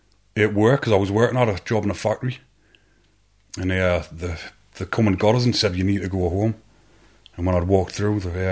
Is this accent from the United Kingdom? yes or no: yes; County Durham, North East England, United Kingdom; also born or lived in Newcastle; Well, see, I'm from County Durham, so I didn't really come over.